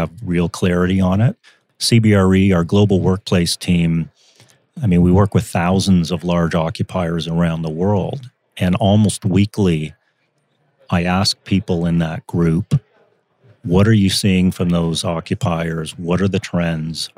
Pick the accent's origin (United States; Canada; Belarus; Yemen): Canada; as a Canadian